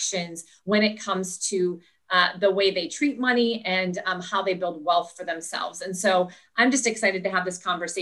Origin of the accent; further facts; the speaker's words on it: Minnesota, United States; my home state of Minnesota